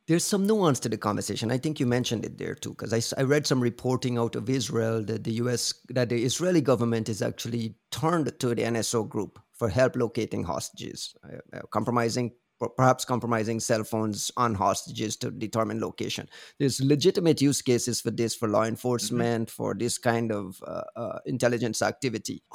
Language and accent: English; Guyana; I'm from Guyana